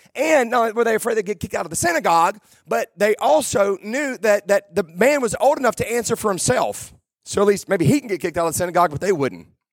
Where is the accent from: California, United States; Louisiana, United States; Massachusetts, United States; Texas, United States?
Louisiana, United States; South; I'm from South Louisiana